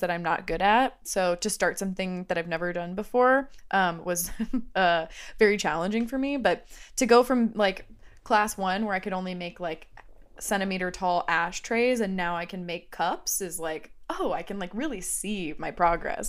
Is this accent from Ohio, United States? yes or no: yes; Ohio, United States; I'm from Ohio